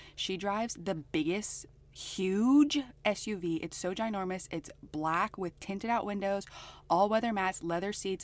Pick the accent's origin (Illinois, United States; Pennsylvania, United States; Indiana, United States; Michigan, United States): Pennsylvania, United States; moved away; also born or lived in Idaho; I grew up predominantly in Pennsylvania and then in Idaho.